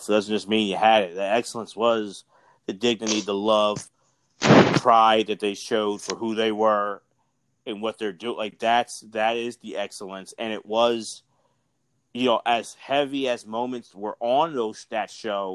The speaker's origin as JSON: {"language": "English", "town": "Philadelphia", "region": "Pennsylvania", "country": "United States", "said": "we're from Philly"}